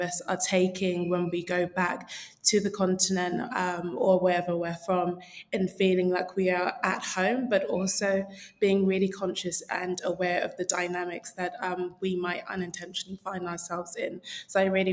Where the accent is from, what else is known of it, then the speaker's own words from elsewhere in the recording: London, United Kingdom; So I am a proud South Londoner. And for me, growing up in that space where there were lots of other Nigerians